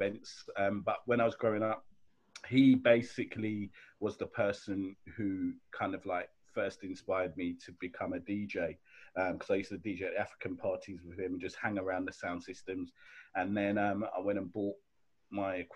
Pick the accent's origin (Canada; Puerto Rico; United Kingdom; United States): United Kingdom; London; also born or lived in Sierra Leone; I was born in and I grew up in Clapham